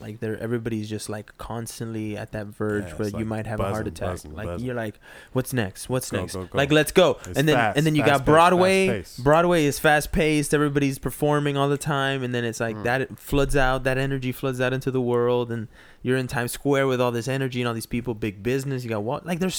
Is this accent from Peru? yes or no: yes; Peru; Like for me, people always tell me, because I'm from Peru, people always are like, hey, you don't have an accent.